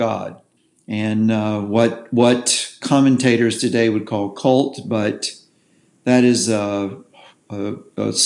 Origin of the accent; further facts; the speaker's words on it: the South, United States; I was born in the South. I'm a cracker.